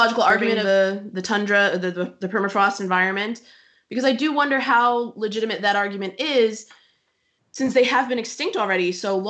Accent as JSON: {"language": "English", "country": "United States", "said": "I'm an American, but I work in Eastern Europe and the Near East"}